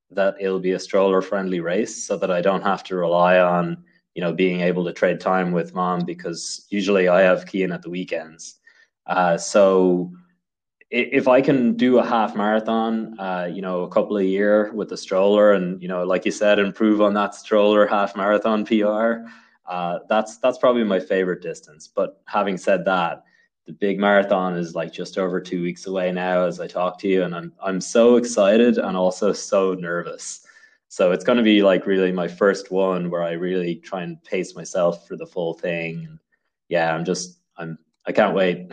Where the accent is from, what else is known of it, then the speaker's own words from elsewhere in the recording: Dublin, Leinster, Ireland; moved away as an adult; now in Saratoga County, United States; I come from Dublin in Ireland